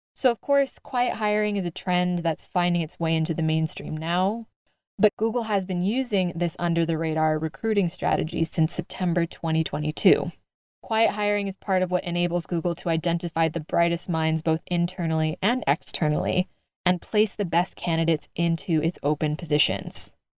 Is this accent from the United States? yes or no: yes; United States; I'm an American through and through